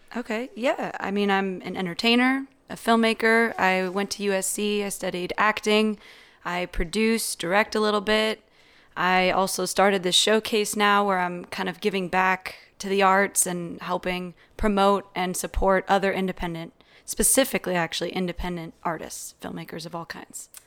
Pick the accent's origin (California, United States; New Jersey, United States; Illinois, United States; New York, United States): California, United States; San Mateo County, Bay Area; I'm from San Francisco